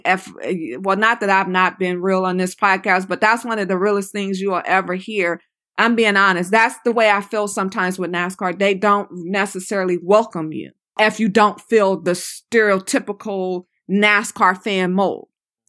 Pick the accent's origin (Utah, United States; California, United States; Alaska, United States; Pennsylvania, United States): California, United States; Los Angeles; I'm like, no, I'm from Los Angeles.